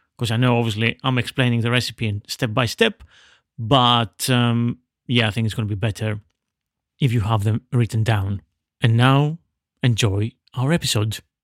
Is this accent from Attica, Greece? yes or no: no; Veria, Central Macedonia, Greece; my hometown of Veria in northern Greece